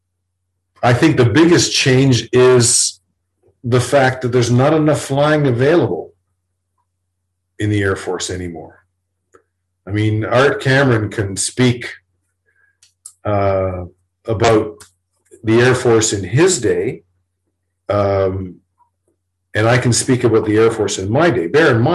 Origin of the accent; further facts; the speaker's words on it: Toronto, Ontario, Canada; I grew up in Toronto. My home was in Toronto.